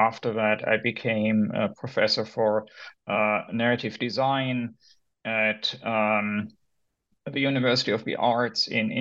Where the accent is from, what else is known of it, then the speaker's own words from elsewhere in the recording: Germany; moved away as an adult; also born or lived in Berlin / United States; I'm originally from Germany